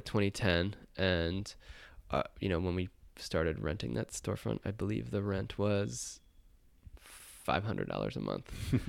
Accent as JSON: {"language": "English", "area": "Rockland County", "region": "New York", "country": "United States", "tie": "born or raised there", "also_born_or_lived": "Brooklyn, New York", "said": "I grew up in Rockland County, New York, which is a suburb just north of the city."}